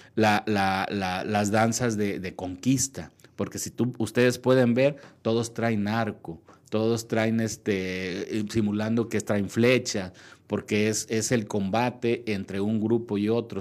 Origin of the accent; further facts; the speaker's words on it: Huajicori, Nayarit, Mexico; moved away as an adult; now in Ciudad Juárez, Mexico; yo soy este, del norte de Nayarit